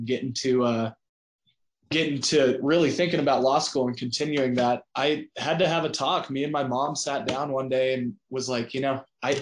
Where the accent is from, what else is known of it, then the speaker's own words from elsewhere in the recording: Southern Colorado, United States; I was a small town kid, grew up in Southern Colorado